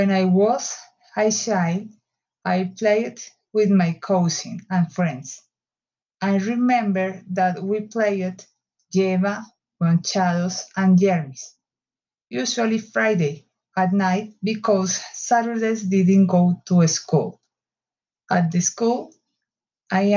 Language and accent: English; Bogotá, Colombia; English is a second language; I'm from Bogota, Colombia.